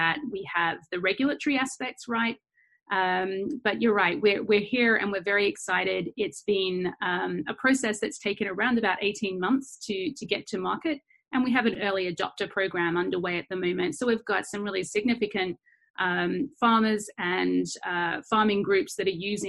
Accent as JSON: {"language": "English", "country": "Australia", "accent": "Australian", "said": "we are an Australian-based company, as you can hear from my accent."}